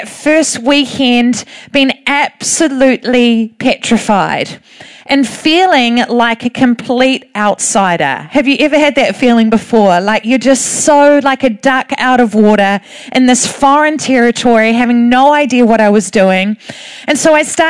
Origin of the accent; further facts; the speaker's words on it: Thames, Waikato, New Zealand; I'm from Thames. All we have is a pub called the Holy Cow